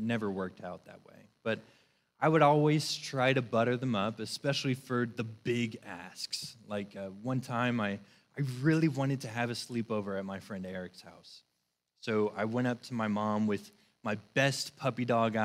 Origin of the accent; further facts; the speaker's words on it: Northern Virginia, United States; I am from Northern Virginia